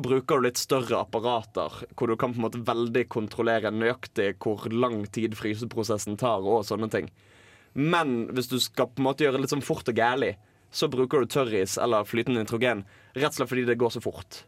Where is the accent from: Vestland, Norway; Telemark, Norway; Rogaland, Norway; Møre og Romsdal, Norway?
Vestland, Norway; Bergen; som bergenser